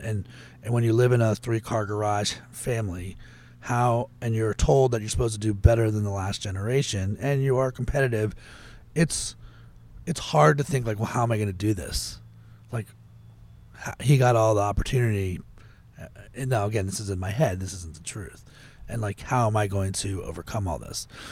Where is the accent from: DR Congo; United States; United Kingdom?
United States; Potomac, Maryland; I grew up in Potomac, Maryland, not a, not a terrible place to grow up